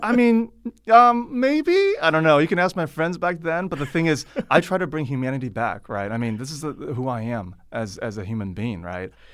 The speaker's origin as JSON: {"language": "English", "area": "Silicon Valley", "region": "California", "country": "United States", "moved": "yes", "lives_now": "China", "said": "I come from Silicon Valley"}